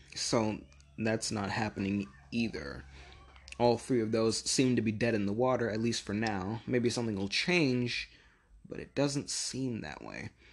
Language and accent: English; United States; my home country